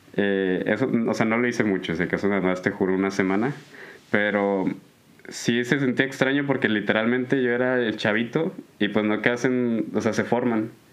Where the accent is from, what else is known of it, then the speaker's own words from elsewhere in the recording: Allende, Nuevo León, Mexico; yo soy de, de Allende, Nuevo León, eh, para el sur de, del de Monterrey